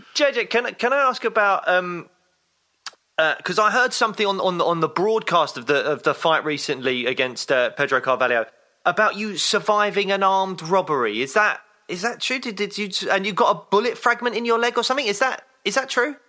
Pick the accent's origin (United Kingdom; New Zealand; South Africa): United Kingdom; two British guys